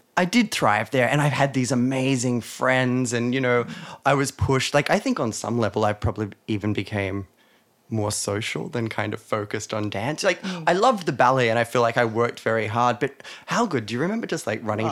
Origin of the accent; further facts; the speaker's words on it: Weston, New South Wales, Australia; I grew up in a town called Weston